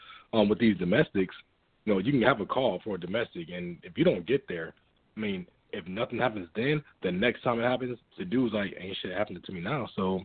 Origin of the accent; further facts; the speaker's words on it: Detroit, Michigan, United States; moved away as an adult; now in Minot, United States; being from Detroit.